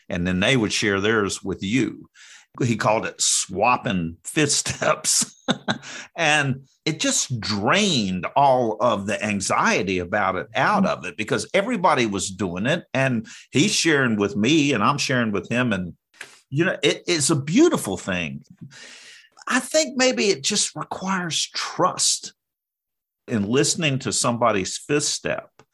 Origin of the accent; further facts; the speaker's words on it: North Carolina, United States; I'm from North Carolina